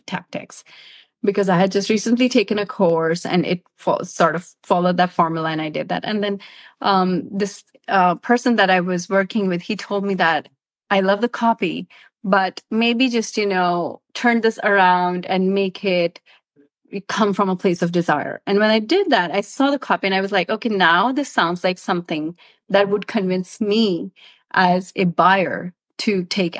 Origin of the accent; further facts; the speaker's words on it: Pakistan; I'm from Pakistan